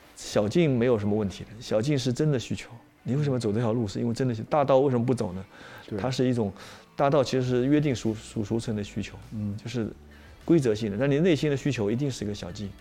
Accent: China; 我们是中国人

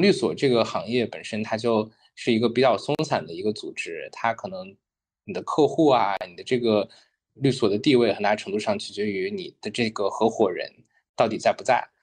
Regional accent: China; moved away; also born or lived in United Kingdom / Thailand; 作为中国人

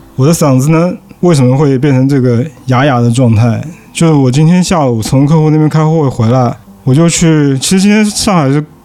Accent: Fuzhou, Fujian, China; now in Shanghai, China; 我是福州人

